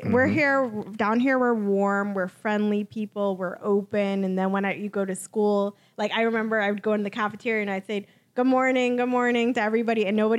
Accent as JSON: {"language": "English", "country": "Bahamas", "also_born_or_lived": "New York / Canada", "moved": "as an adult", "said": "I'm from the Bahamas originally, but I've kind of had the ability to live in three countries so far from the U.S."}